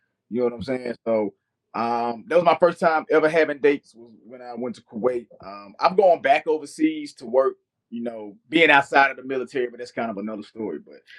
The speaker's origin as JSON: {"language": "English", "town": "Memphis", "region": "Tennessee", "country": "United States", "tie": "born or raised there", "also_born_or_lived": "Delaware / Columbus, Mississippi / Italy", "moved": "as an adult", "lives_now": "Houston, United States", "said": "I am from Memphis, Tennessee, very proudly from Memphis, Tennessee. Man, I've lived around the world, but that is my home. My mom still lives there. My sisters, I still got, you know, cousins, friends there that I grew up with. So, man, I'm a Memphian."}